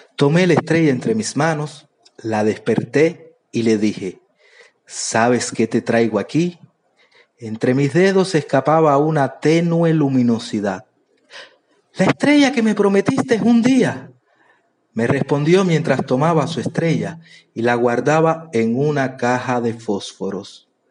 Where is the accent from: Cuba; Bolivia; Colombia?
Cuba; soy de Cuba